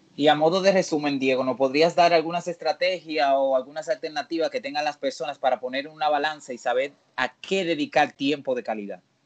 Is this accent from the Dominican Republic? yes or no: yes; Dominican Republic